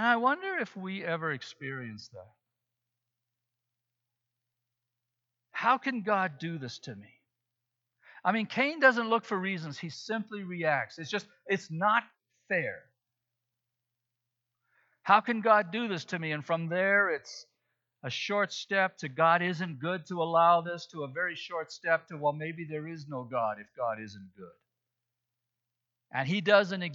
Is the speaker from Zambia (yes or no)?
yes; Zambia; moved away; When I was growing up in Africa, in Zambia